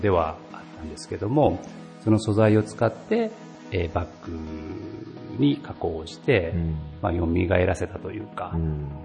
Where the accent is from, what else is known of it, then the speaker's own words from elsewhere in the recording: Kurashiki, Okayama, Japan; 私の父親も母親も小島出身で、はい、私も小学校上がる前ぐらいまでは小島で育っ